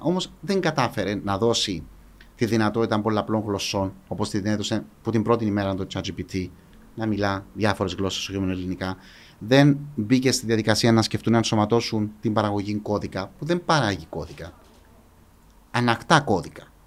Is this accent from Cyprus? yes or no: yes; Paphos, Paphos District, Cyprus; Μεγάλωσα στην Πάφο. Μεγάλωσα στο κέντρο τη Πάφου